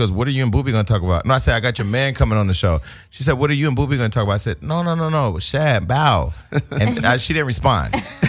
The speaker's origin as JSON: {"language": "English", "area": "the Bay Area", "region": "California", "country": "United States", "said": "She's from the Bay. I'm from the Bay."}